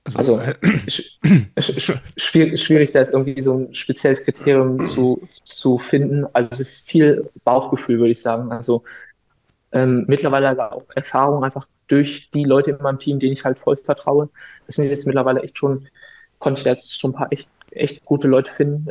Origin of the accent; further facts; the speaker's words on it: Wolfsburg, Lower Saxony, Germany; moved away as an adult; now in Darmstadt, Germany; ich bin hier in Wolfsburg einfach ganz normal aufgewachsen